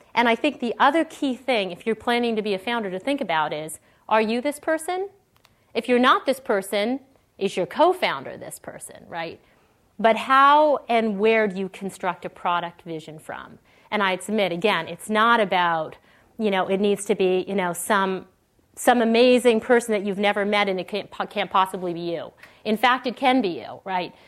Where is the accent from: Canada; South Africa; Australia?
Canada; moved away as an adult; now in Silicon Valley, United States; I grew up in Canada, uh, went to school in Canada